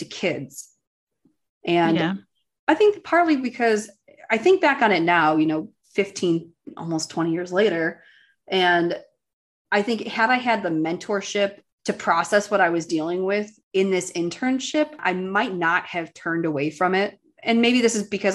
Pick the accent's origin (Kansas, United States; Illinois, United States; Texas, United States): Illinois, United States; Chicago; moved away as an adult; also born or lived in Boston / Washington, D.C.; now in California, United States; I grew up in the Chicago suburbs, you know, normal Midwest people.